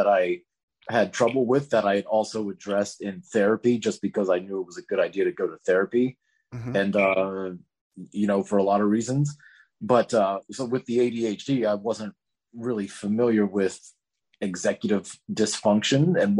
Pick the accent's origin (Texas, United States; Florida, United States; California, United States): Florida, United States; growing up in Florida